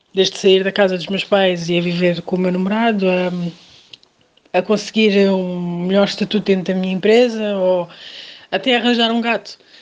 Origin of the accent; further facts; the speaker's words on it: Portugal; also born or lived in Cape Verde; nasci em Cabo Verde, mas vivo em Portugal há cerca de 26 anos, mais ou menos, portanto vim para cá quando ainda era muito nova